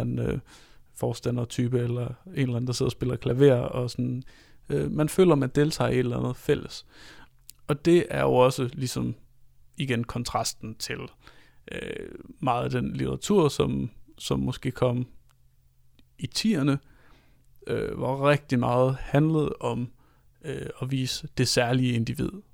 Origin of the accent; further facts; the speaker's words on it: Denmark; som taler meget til os som danskere